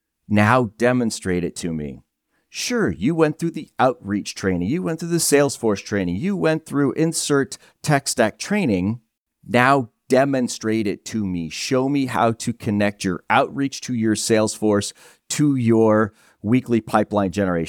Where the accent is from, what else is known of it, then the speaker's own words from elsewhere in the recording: New Hampshire, United States; I'm a guy from Northern New Hampshire, and his way of out was, let's join the Coast Guard. Let's get the heck out of here.